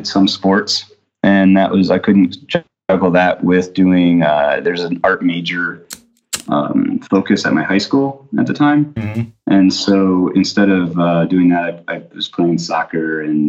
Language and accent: English; right outside Philadelphia in New Jersey, United States; I grew up right outside Philadelphia in New Jersey